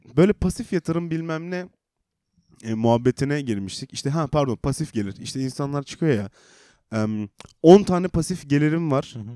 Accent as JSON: {"language": "Turkish", "region": "Black Sea Region", "country": "Turkey"}